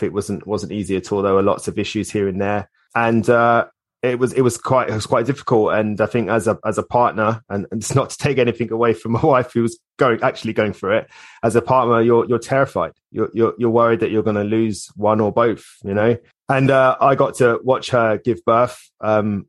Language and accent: English; Hitchin, East of England, United Kingdom; moved away as an adult; also born or lived in Islington, London; now in Cornwall, United Kingdom; we moved away from my hometown of Hitchin in Hertfordshire